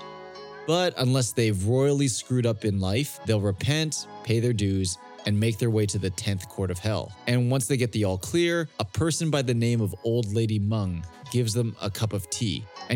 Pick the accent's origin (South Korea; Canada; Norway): Canada; moved away as an adult; now in Hong Kong; I'm Chinese, born and raised in Canada